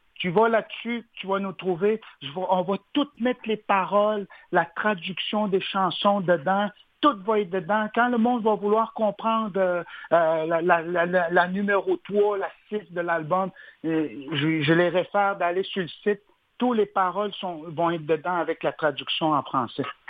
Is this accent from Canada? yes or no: yes; Uashat mak Mani-utenam, Quebec, Canada; nous, on vient de la communauté d'Ouachat-Macmayutenam. Oui. On, on, on, habite la côte nord, puis on, on, est bien chez nous.